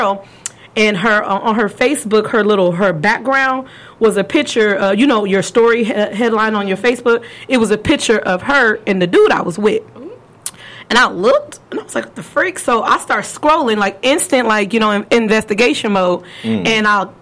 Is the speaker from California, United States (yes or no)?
yes; California, United States; I'm from California